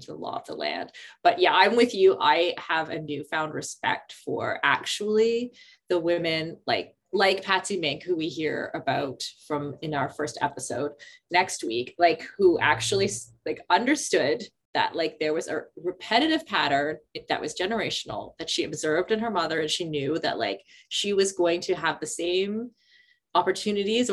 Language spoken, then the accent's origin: English; Canada; as a Canadian kid